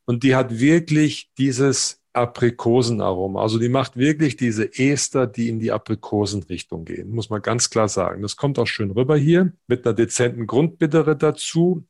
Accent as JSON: {"language": "German", "area": "Siegerland", "region": "North Rhine-Westphalia", "country": "Germany", "also_born_or_lived": "Mannheim / Hannover / Halmstad, Sweden", "moved": "as an adult", "lives_now": "Augsburg, Germany", "said": "Ich bin Original-Siegerländer"}